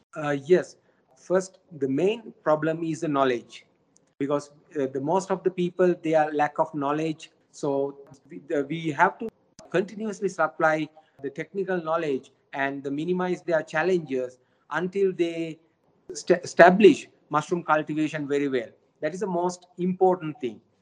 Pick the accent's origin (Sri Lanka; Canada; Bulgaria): Sri Lanka; now in China; my home country sri lanka